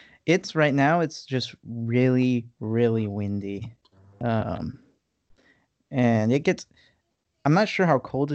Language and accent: English; Alaska, United States; I'm from the harsh winter lands of Alaska